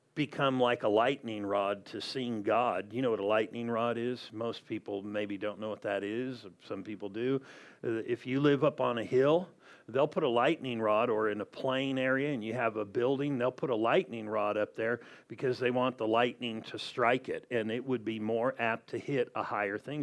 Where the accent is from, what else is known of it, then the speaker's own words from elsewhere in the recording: Southern California, United States; moved away; I'm from Southern California